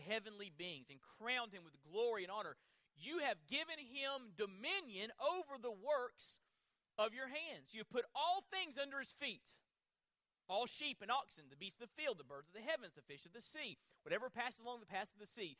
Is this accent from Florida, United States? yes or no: yes; Florida, United States; I'm from Florida